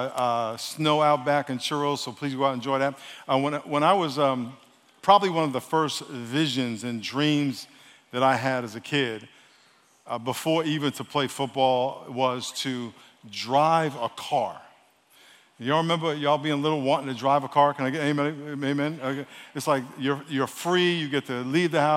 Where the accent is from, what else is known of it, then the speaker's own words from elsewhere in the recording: New York, United States; now in San Diego, United States; I'm from New York, so I've been here 40 years this year